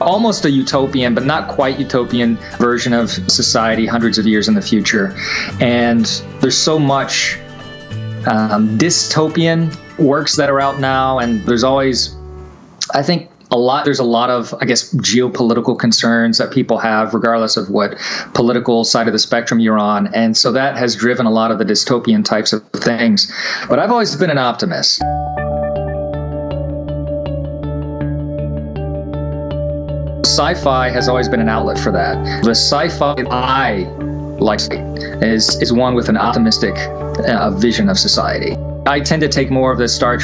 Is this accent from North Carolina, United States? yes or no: yes; Charlotte, North Carolina, United States; also born or lived in Virginia / Kentucky; I was born in Virginia, lived in Kentucky, and then, you know, grew up in Charlotte, North Carolina